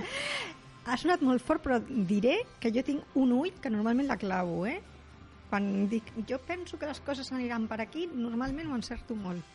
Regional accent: Rubí, Catalonia, Spain; jo sóc de Rubí

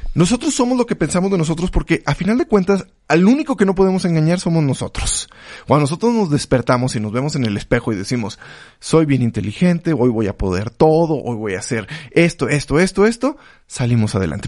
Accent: Mexico; los mexicanos de México

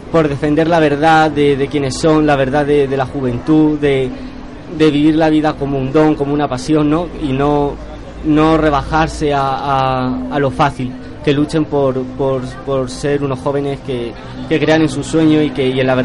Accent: Murcia, Region of Murcia, Spain; De aquí de Murcia.

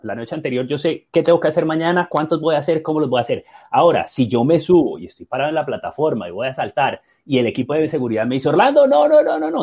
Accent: Colombia; moved away as an adult; cuando me fui de Colombia, que empecé a hacer shows de clavados y a competir

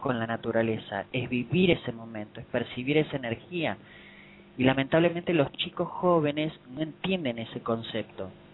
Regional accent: Buenos Aires, Argentina; yo acá en, en mi país, en Buenos Aires

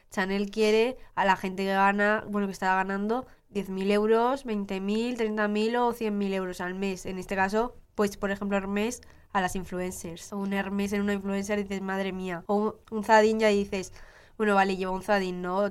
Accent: Utebo, Aragon, Spain; de mi barrio, de Utebo, de mi pueblo

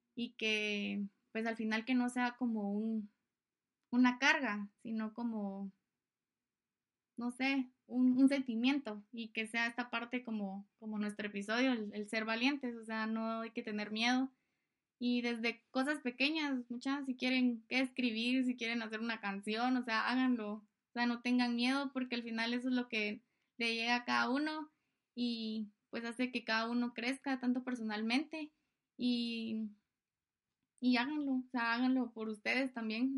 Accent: Guatemala

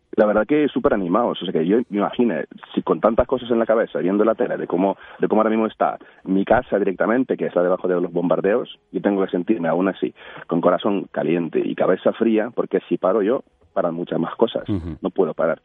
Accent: Ukraine; Spanish is a second language; moved away as an adult; now in Spain; como un ucraniano

